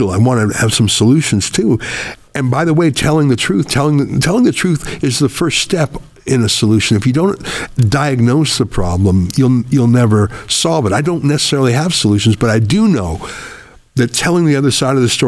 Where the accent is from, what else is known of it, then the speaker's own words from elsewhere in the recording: Canada; now in United States; when I told you the story of growing up in Canada in the rural part where I was the only Jew for miles, I felt completely safe and at home and welcome and loved.